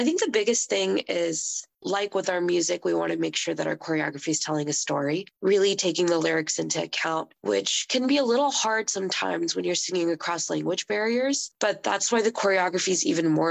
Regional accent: Houston, Texas, United States; moved away; I'm from Houston, and so my family will be there

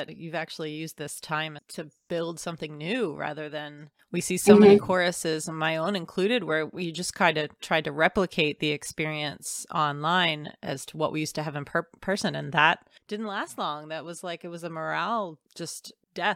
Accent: Pennsylvania, United States; I grew up in Pennsylvania

